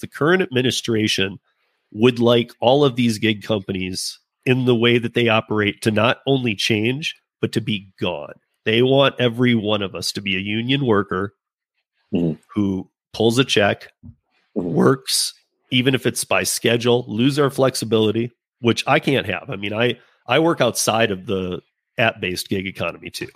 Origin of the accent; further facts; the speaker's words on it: Michigan, United States; I'm from Michigan. Um, my family grew up uh, working Ford Motor